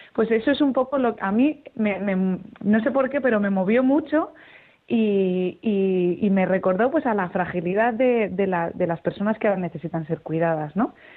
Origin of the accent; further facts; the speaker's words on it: Zaragoza, Aragon, Spain; moved away; me puedo ir a mi casa, que yo soy de Zaragoza, y estar con mi familia